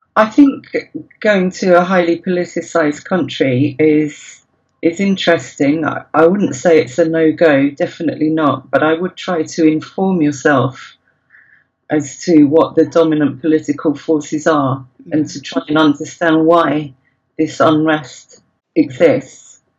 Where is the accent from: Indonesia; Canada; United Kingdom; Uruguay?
United Kingdom; you're British